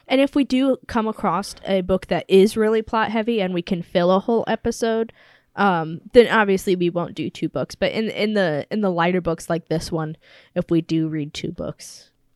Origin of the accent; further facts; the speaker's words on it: United States; I'm an American